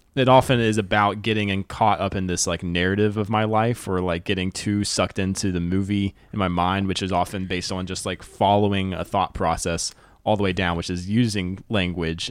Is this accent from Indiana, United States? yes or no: no; North Carolina, United States; I'm from North Carolina.